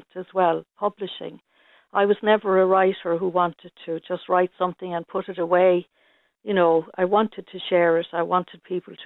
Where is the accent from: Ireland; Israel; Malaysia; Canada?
Ireland; moved away as an adult; now in Tallaght, Ireland; I'm from Barr originally